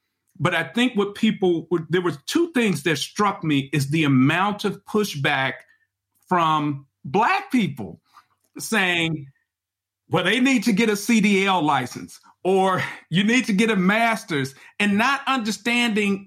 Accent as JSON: {"language": "English", "town": "Chicago", "region": "Illinois", "country": "United States", "also_born_or_lived": "Mississippi", "said": "I am a Chicagoan who was educated"}